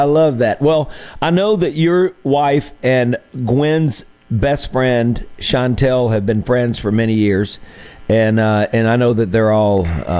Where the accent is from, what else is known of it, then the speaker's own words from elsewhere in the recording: Mississippi, United States; he's from Texas, I'm from Mississippi